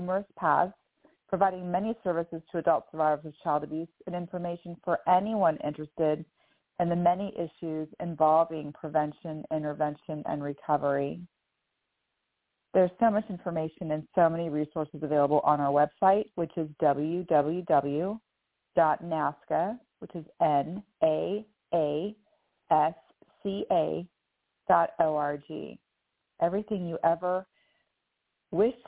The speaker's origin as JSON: {"language": "English", "region": "California", "country": "United States", "tie": "born or raised there", "moved": "as an adult", "lives_now": "Sarasota, United States", "said": "I was born and raised in California, and I still have friends and family in the small city where I was raised"}